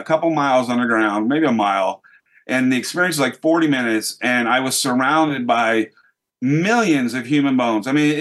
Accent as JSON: {"language": "English", "country": "United States", "said": "as an American"}